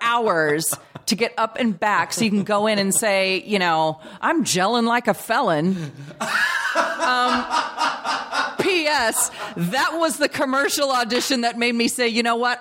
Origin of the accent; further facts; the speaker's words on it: Long Beach, California, United States; also born or lived in Bellflower, California; I was born in Bellflower, but I've lived in Long Beach my whole life.